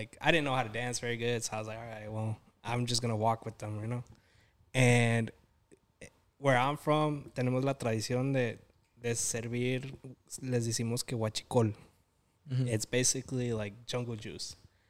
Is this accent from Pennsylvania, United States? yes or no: no; Dallas, Texas, United States; I'm from Dallas